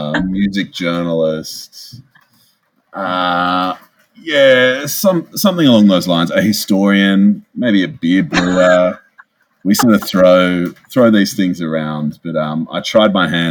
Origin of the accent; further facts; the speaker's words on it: Sydney, New South Wales, Australia; I grew up in a lovely suburb on the lower north shore of Sydney called Greenwich with my mum and dad and younger brother